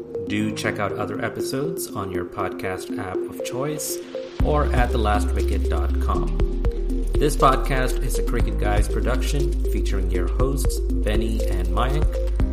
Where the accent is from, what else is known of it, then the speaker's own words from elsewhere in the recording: India; I can finally say as an Indian cricket fan, now I've seen it all.